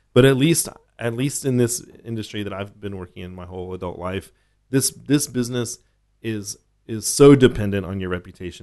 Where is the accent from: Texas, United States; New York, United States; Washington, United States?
Texas, United States; Austin; I grew up in Oak Hill